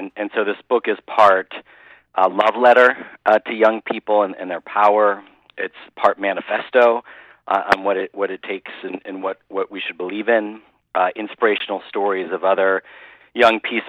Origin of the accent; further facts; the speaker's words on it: Midwest, United States; growing up in the Midwest